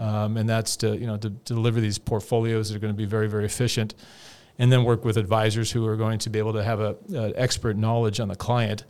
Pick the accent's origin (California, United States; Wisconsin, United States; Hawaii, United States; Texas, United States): California, United States; I'm from California